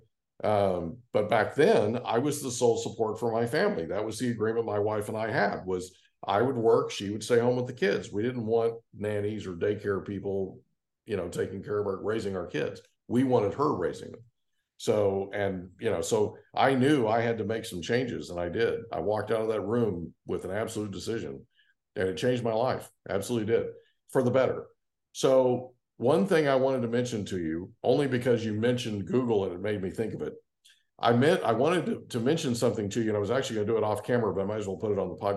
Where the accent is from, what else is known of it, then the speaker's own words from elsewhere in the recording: Oklahoma, United States; now in California, United States; All my life growing up in Oklahoma